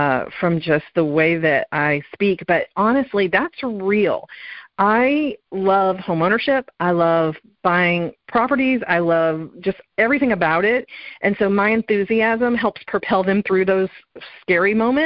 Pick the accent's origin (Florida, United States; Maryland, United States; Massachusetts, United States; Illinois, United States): Florida, United States; also born or lived in Southern California; now in Dallas-Fort Worth, United States; And I grew up in Florida, which was 100% flat, and when I moved to Southern California